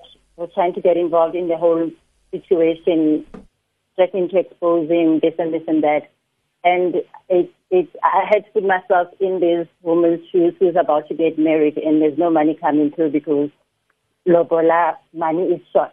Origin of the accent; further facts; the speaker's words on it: South Africa; I'm originally from Harangua